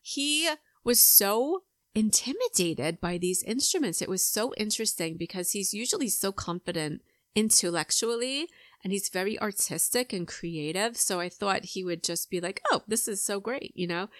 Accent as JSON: {"language": "English", "area": "Long Island", "region": "New York", "country": "United States", "tie": "born or raised there", "moved": "as an adult", "lives_now": "Atlanta, United States", "said": "I grew up on Long Island in New York"}